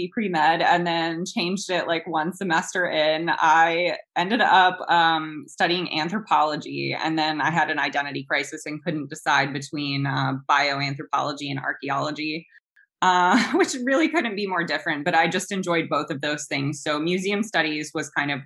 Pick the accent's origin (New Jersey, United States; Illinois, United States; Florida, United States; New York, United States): Florida, United States; South; moved away as an adult; also born or lived in Australia; now in Rockville, United States; growing up in South Florida